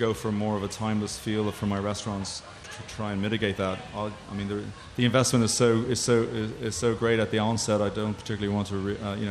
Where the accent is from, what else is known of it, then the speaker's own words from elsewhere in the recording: Galway, Connacht, Ireland; now in Chicago, United States; I grew up in Galway on the West Coast of Ireland